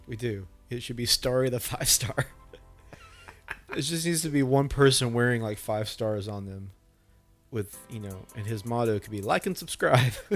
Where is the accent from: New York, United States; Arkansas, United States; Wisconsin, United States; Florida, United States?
Arkansas, United States; we are from Arkansas